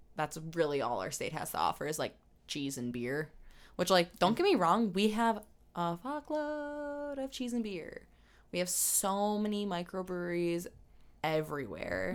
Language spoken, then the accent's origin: English; South Milwaukee, Wisconsin, United States; also born or lived in Cudahy, Wisconsin; I was born in Cudahy, which is where the hospital is, right next door to South Milwaukee. Raised in South Milwaukee